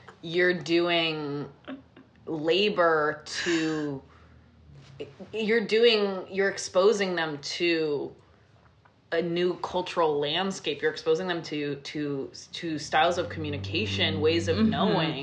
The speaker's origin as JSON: {"language": "English", "region": "New York", "country": "United States", "tie": "born or raised there", "said": "New York, my hometown"}